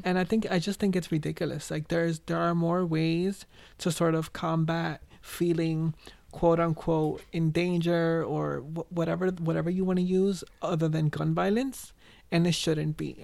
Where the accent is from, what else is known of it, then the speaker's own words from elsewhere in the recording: New York City, New York, United States; I was born and raised in the Bronx.